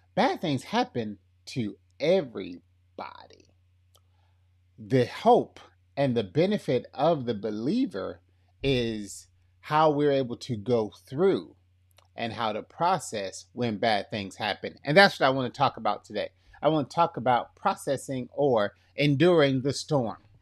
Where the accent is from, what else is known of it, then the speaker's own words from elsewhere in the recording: Lee County, Florida, United States; accent: kinda country; I am from, uh, Florida. Born and raised Florida boy